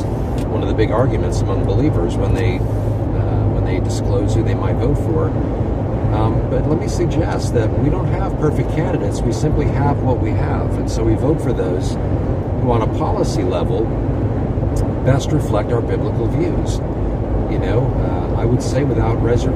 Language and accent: English; United States; my citizenship in as an American